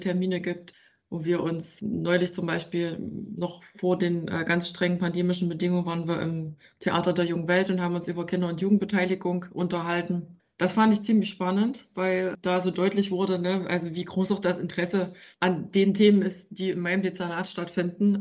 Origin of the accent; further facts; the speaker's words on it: Ore Mountains, Saxony, Germany; now in Leipzig, Germany; ich stamme tatsächlich aus dem Erzgebirge und bin dann einige Male umgezogen